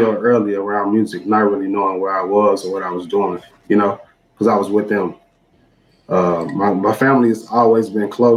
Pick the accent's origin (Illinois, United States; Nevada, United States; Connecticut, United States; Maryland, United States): Illinois, United States; Chicago; I'm from Chicago. I stayed on the block Dante, and all of my friends stayed on the next block over, which was Harper